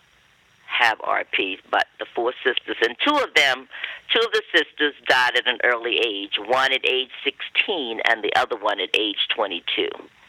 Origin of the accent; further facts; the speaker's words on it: western North Carolina, United States; I grew up on a plantation located in the western part of North Carolina